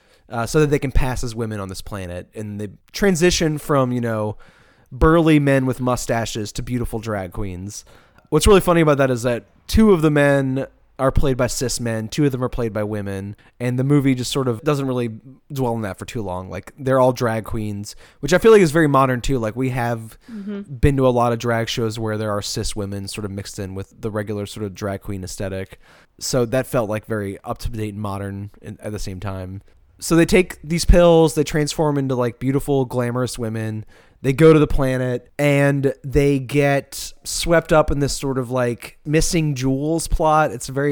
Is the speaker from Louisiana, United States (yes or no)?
yes; New Orleans, Louisiana, United States; very like inherent to how I grew up with drag in New Orleans.